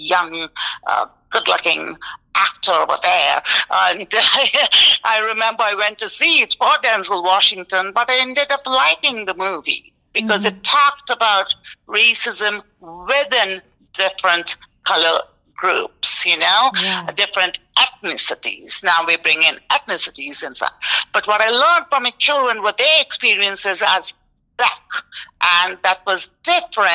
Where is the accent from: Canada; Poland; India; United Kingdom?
India; moved away as an adult; also born or lived in New York, United States; now in Tucson, United States; I'm Indian and I grew up in India and had both parents who are Indian, from India